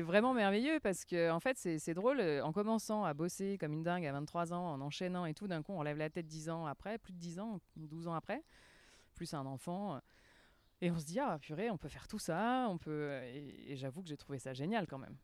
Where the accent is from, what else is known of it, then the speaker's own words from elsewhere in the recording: France; moved away; also born or lived in Geneva, Switzerland / Lausanne, Switzerland; je suis française quand même